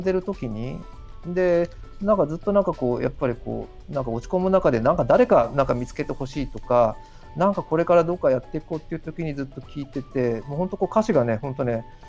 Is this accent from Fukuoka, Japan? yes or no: yes; Kurume, Fukuoka, Japan; 僕はあの福岡県の久留米市っていう